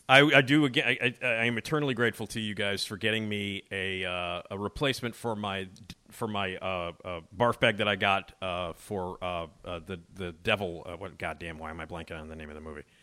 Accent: Chicago, Illinois, United States; I grew up in Chicago

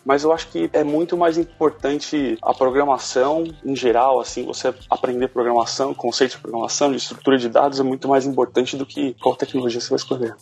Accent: São Paulo, Brazil; moved away as an adult; now in Seattle, United States; eu sou de São Paulo, morei, morei a vida toda em São Paulo, me mudei, mudei pra Seattle

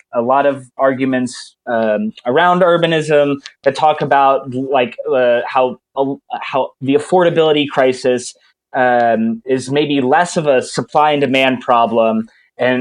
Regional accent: Atlanta, Georgia, United States; moved away; I'm from Atlanta originally

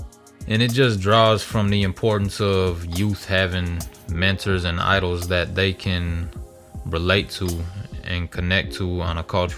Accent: Minneapolis, Minnesota, United States; Growing up in Minneapolis, you know, a lot of sports, listening to rap music.

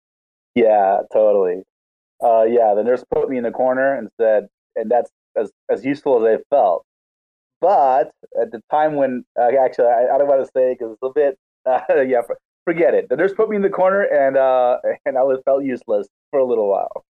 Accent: Argentina; I I am sorry for all us Argentinians here

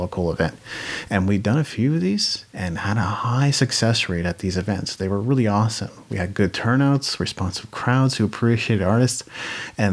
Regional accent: Japan; moved away; I grew up in Japan. That's a way different culture than North America

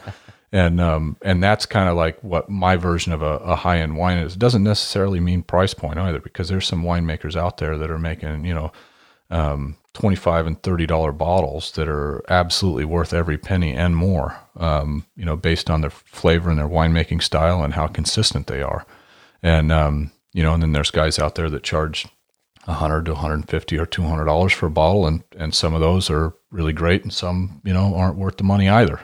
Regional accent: Hermiston, Oregon, United States; I grew up in Hermiston, Oregon, which is a big farming town

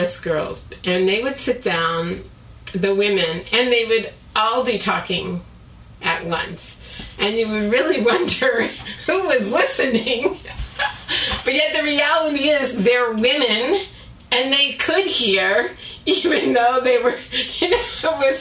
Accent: Long Island, New York, United States; moved away; also born or lived in Brooklyn, New York; I was born in Brooklyn. And then when I was three, my dad bought a house on Long Island

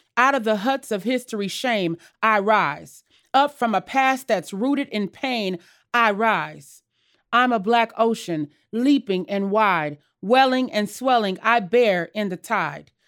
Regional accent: Los Angeles, California, United States; born or raised there; also born or lived in Jackson, Mississippi

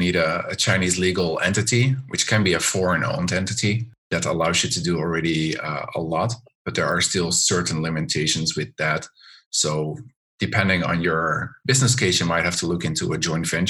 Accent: Netherlands; moved away as an adult; now in China; I'm originally from the Netherlands

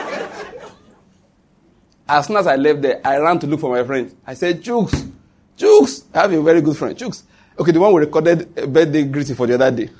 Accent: Western Nigeria, Ondo, Nigeria; moved away as an adult; also born or lived in Edo State, Nigeria; now in Enugu, Nigeria; I was born in Ondo State, come from Western Nigeria. Went to school in Edo State.

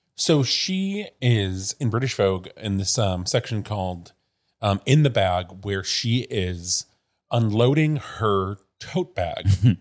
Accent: Midwest, United States; moved away; I grew up in the Midwest

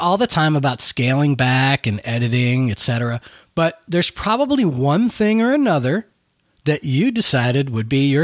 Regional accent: Buffalo, New York, United States; moved away; I'm from Buffalo, New York, originally

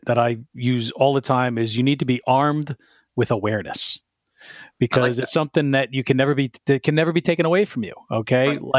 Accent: New Jersey, United States; I'm also a Jersey boy. I grew up in North Jersey

